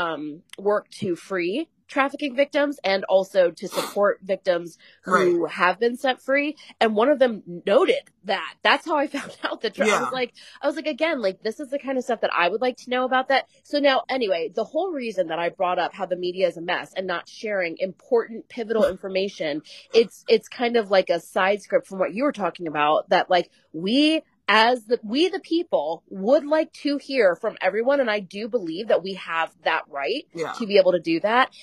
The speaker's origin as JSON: {"language": "English", "country": "United States", "said": "I, as an American"}